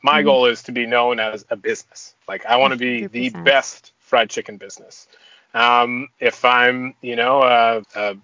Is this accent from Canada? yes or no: yes; Toronto, Ontario, Canada; now in Vancouver, Canada; I'm born and raised in Toronto, but I've been in Vancouver for like 20 years.